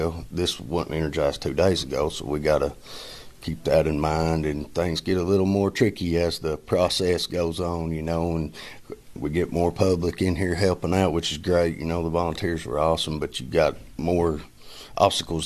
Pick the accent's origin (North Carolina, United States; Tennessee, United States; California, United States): Tennessee, United States; Pippintown; I grew up in Pippintown, what they call Pippintown, the Pippin community